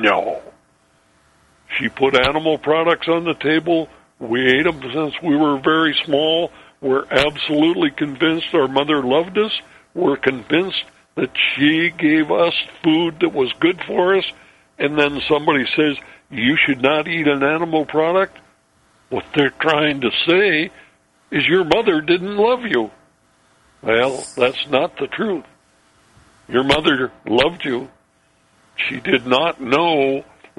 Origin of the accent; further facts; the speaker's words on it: Ellensburg, Washington, United States; my hometown, Ellensburg, Washington